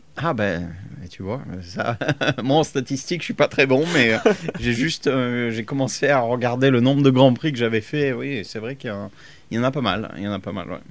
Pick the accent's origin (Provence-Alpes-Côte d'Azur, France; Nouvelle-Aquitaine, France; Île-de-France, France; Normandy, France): Provence-Alpes-Côte d'Azur, France; Fréjus; moved away as an adult; also born or lived in Cologne, Germany / Italy; now in England, United Kingdom; je viens de, de Fréjus, originellement, donc on n'était pas loin de Monaco.